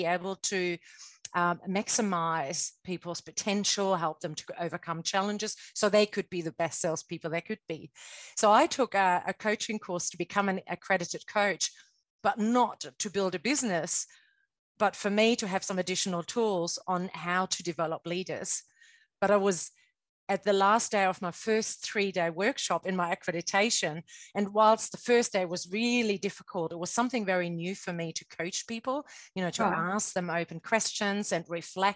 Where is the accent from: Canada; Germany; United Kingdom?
Germany; moved away as an adult; also born or lived in New Zealand / Sydney, Australia / Hong Kong / Japan; now in Melbourne, Australia; I'm originally from Germany. I grew up in Germany and lived there most of my life, but I haven't lived there for over 20 years